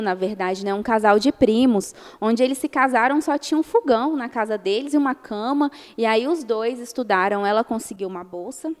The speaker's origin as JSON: {"language": "Portuguese", "region": "Minas Gerais", "country": "Brazil", "tie": "born or raised there", "moved": "yes", "said": "eu cresci em Minas tomando café com sucrilhos"}